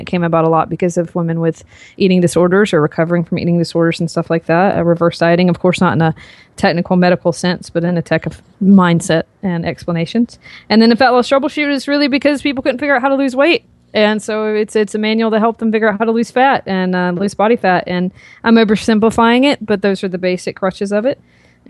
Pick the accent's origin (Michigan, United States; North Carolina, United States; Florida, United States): North Carolina, United States; So I grew up in North Carolina and I did not have any sort of intentions of going into the fitness industry.